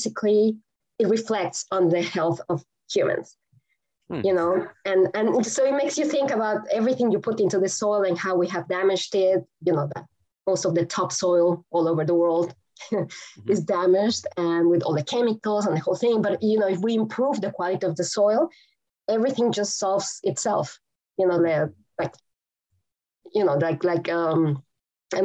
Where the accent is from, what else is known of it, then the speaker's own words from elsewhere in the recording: Mexico City, Mexico; English is a second language; now in Texas, United States; I grew up in Mexico City, and at a time where we were the most polluted city in the world.